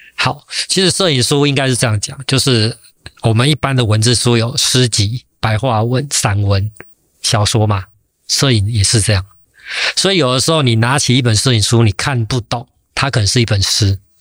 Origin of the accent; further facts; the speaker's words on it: Taiwan; 我一个台湾人